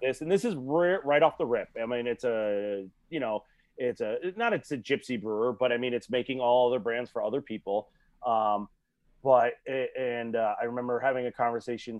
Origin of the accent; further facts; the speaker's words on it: Shelton, Connecticut, United States; I'm from Shelton